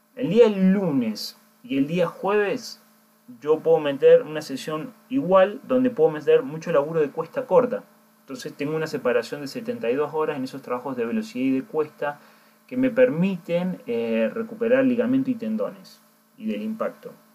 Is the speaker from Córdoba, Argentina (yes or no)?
yes; Córdoba, Argentina; now in Bandon, Ireland; la ciudad donde yo soy, que soy de Córdoba